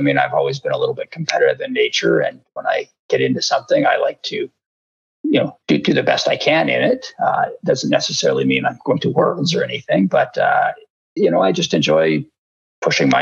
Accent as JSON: {"language": "English", "town": "Vernon", "region": "British Columbia", "country": "Canada", "tie": "born or raised there", "said": "I grew up in Vernon"}